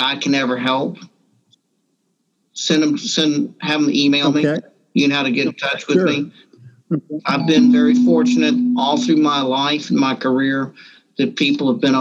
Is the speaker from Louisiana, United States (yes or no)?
yes; Morgan City, Louisiana, United States; also born or lived in Deep South; I grew up in a small town south of here called Marvin City